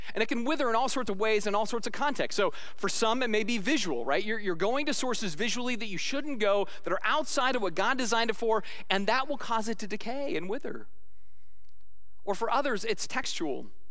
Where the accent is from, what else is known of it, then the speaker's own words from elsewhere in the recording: Arizona, United States; I'm a kid from Arizona